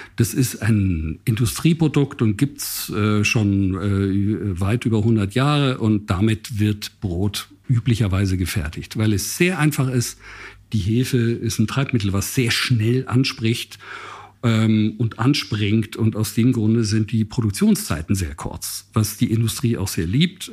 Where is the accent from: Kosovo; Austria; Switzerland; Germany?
Switzerland; Basel, Basel-Stadt; moved away; bin ja in Basel aufgewachsen